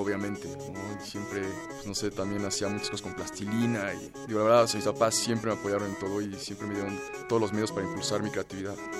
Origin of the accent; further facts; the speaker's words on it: Mexico City, Mexico; Nací en la Ciudad de México hace 29 años